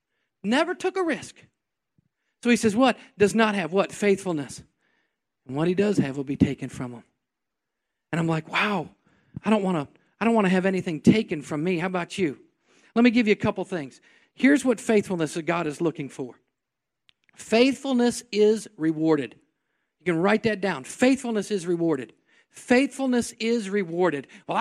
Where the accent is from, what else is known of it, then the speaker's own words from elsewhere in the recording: New York, United States; Well, I'm from New York. I was born on the other side of the track.